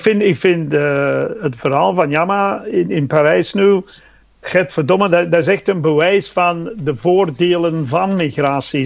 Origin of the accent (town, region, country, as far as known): England, United Kingdom; born or raised there; Dutch is a second language; moved away as an adult; now in Belgium